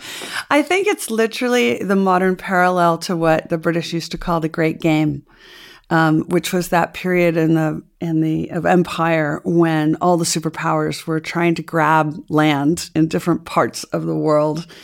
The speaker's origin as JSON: {"language": "English", "country": "United States", "said": "I could say this as an American"}